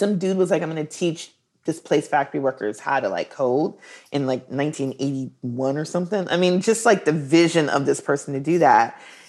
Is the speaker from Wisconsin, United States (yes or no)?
yes; Milwaukee, Wisconsin, United States; I'm from the Midwest. Yeah. My dad was a brewery worker at Schlitz Brewery, which is like, you know, very hipster right now. Like, everybody's into Schlitz. and so he was a brewery worker and the brewery shut down, devastated the city of Milwaukee.